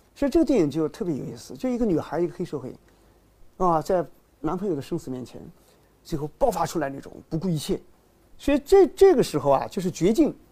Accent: China; 从我们中国人来说

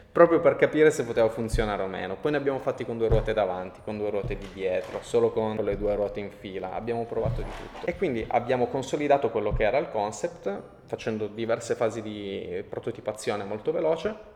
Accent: Turin, Piedmont, Italy; siamo di Torino, siamo italiani

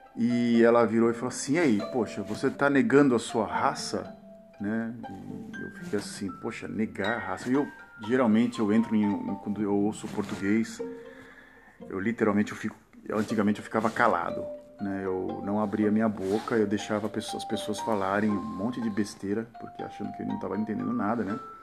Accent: Brazil; moved away as an adult; now in Netherlands; do meu país de origem, esse Brasil

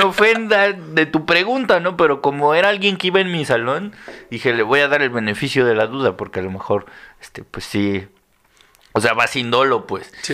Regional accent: Mexico City, Mexico; soy de la Ciudad de México

